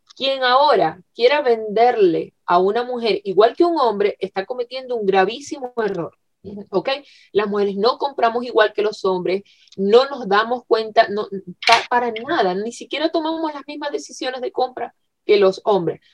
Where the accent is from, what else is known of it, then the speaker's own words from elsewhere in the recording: Venezuela; moved away; yo en Venezuela soy periodista de carrera, periodista egresada. Eh, bueno, en mi país llegué a hacer, a trabajar en radio